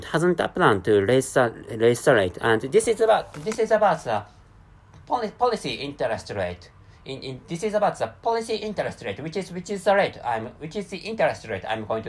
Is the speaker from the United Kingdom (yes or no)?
no; Japan; first language Japanese; English is a second language; my mother tongue is Japanese